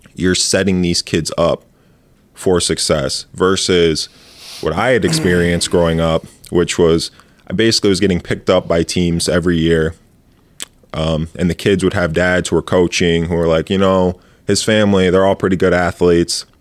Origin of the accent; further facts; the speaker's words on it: Grand Ledge, Michigan, United States; I'm from Grand Ledge, Michigan